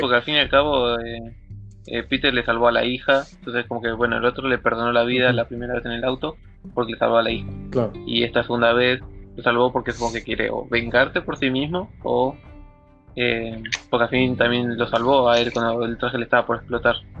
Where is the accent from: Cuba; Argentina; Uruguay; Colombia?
Argentina; nosotros somos argentinos